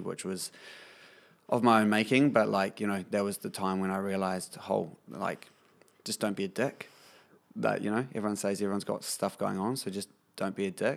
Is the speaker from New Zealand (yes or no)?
yes; Kapiti Coast, Wellington, New Zealand; Born and bred on the Kapiti coast, I am a working musician